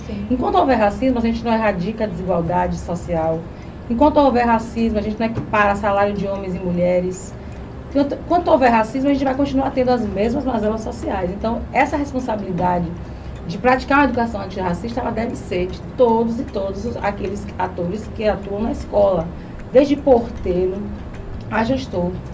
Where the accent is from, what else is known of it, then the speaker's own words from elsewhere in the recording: Laje do Banco, Elísio Medrado, Bahia, Brazil; now in Itabuna, Brazil; eu sou de Laje do Banco, um distrito que pertence ao Elino Leal